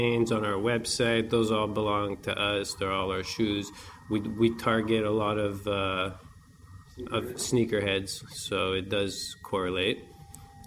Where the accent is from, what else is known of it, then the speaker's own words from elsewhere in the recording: Canada; we're Canadian